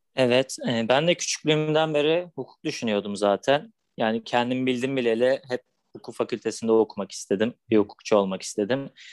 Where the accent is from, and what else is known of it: Balıkesir, Turkey; moved away as an adult; now in Istanbul, Turkey